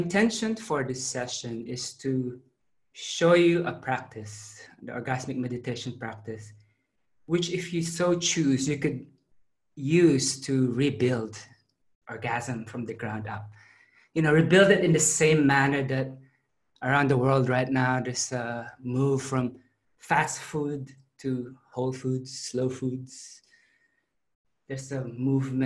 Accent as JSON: {"language": "English", "country": "Philippines", "tie": "born or raised there", "also_born_or_lived": "Adelaide, Australia / Melbourne, Australia", "moved": "as an adult", "lives_now": "Sydney, Australia", "said": "I grew up in the Philippines"}